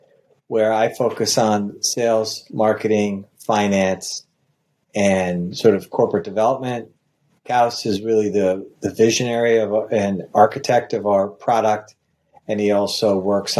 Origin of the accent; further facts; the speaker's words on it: Washington, District of Columbia, United States; also born or lived in New York; I grew up in Washington, D.C., in the suburbs of Washington, D.C., went to high school in D.C.